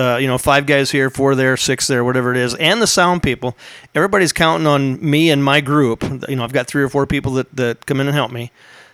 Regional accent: Rutland, Iowa, United States; I grew up in a city called Rutland. It's the suburbs of Humboldt.

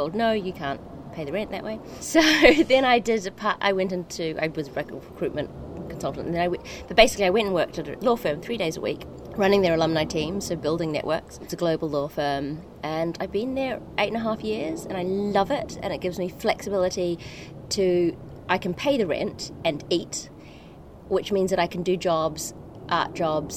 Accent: New Zealand; accent: Antipodean; moved away as an adult; also born or lived in Malaysia; now in London, United Kingdom; I grew up in Malaysia, I grew up in New Zealand, and then I came to London at 20.

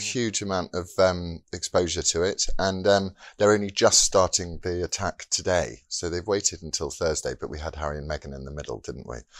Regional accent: United Kingdom; we are as British people

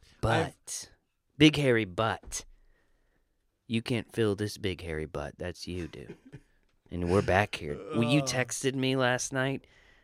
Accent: the South, United States; I'm from the South.

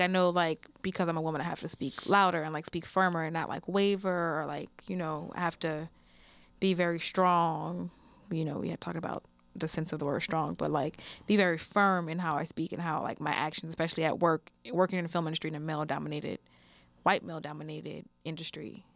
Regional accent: New Orleans, Louisiana, United States; also born or lived in Houston, Texas; I always feel like I'm from New Orleans, from New Orleans.

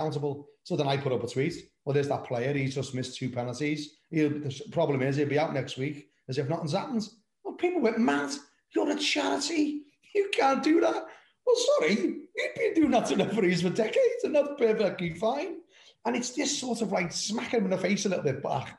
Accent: Liverpool, North West England, United Kingdom; moved away as an adult; now in Somerset, United Kingdom; when I was Liverpool, born and bred in Anfield, I've lived down in Somerset now for 30 odd years, longer than I was in Liverpool

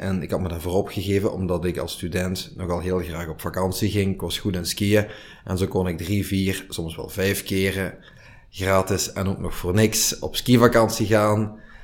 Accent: Limburg, Flanders, Belgium; wij als Limburgers onze roots niet moeten verloochenen

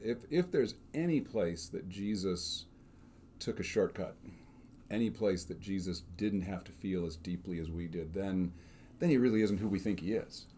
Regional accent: Northbrook, Illinois, United States; I grew up on Scott Road in Northbrook, Illinois.

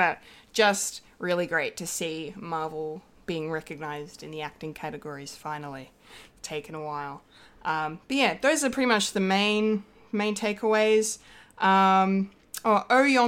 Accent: Australia

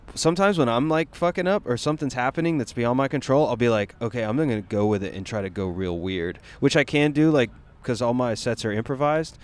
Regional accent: Asheville, North Carolina, United States; I'm from North Carolina, so it's Where? like uh, Asheville.

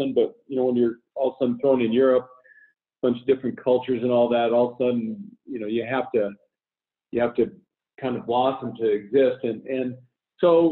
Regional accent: Denver, Colorado, United States; where I grew up in Denver

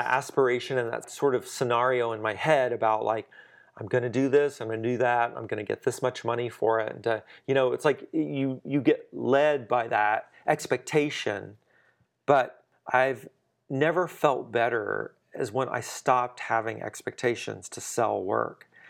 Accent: southwestern Louisiana, United States; moved away as an adult; now in Dallas, United States; Louisiana, southwestern Louisiana, actually not far from Houston, between Lake Charles and Lafayette

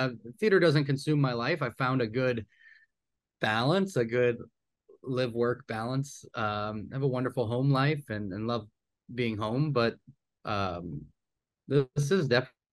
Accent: New Orleans, Louisiana, United States; I grew up here in New Orleans

